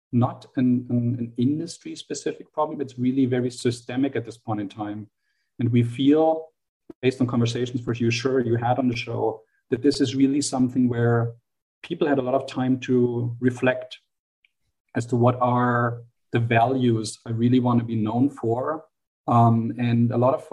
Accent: Germany; accent: German; English is a second language; moved away; my German accent gives me away, I have an upbringing, an educational upbringing in Germany.

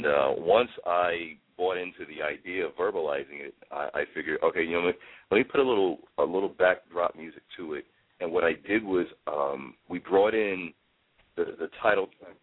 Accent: New York City, New York, United States; kid like me growing up in the Bronx

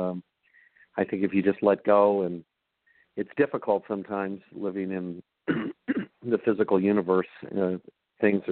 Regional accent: Southern California, United States; growing up in Southern California

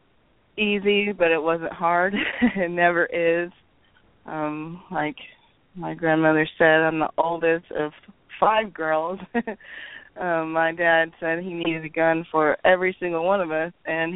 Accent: Oklahoma, United States; accent: Okie; Grew up here in Oklahoma. I'm an Okie girl.

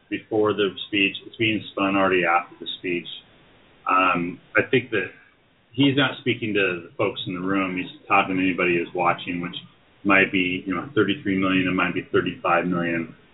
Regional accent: New England, United States; growing up in New England.

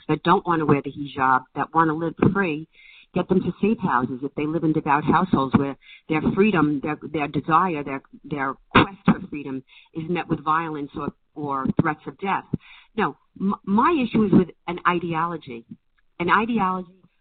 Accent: United States; as an American

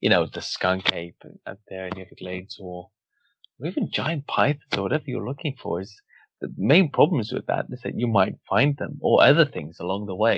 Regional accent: Wales, United Kingdom; I'm from Wales

